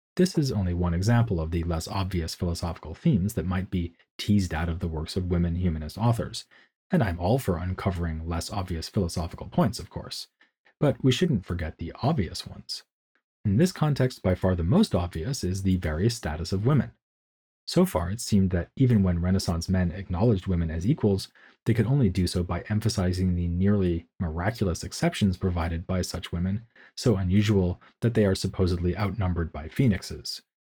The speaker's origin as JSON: {"language": "English", "country": "United States", "moved": "yes", "lives_now": "Munich, Germany", "said": "As an American who can speak German more or less competently"}